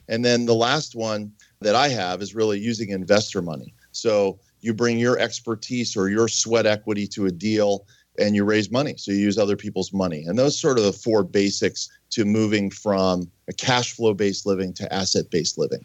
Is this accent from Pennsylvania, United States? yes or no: yes; Pittsburgh, Pennsylvania, United States; I grew up in Pittsburgh